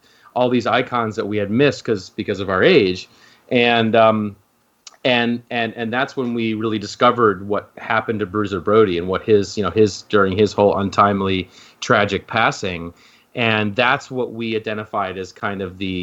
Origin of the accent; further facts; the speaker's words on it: Midwest, United States; I grew up in the Midwest